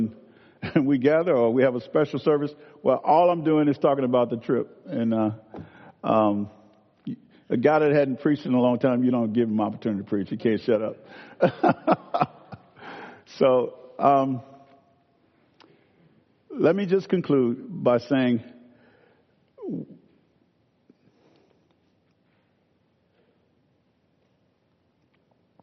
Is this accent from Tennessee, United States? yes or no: no; Clarksdale, Mississippi, United States; I'm from Clarksdale, Mississippi